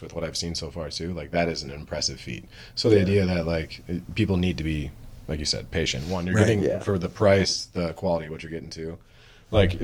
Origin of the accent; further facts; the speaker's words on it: Midwest, United States; moved away; also born or lived in Indiana; when I was growing up in the Midwest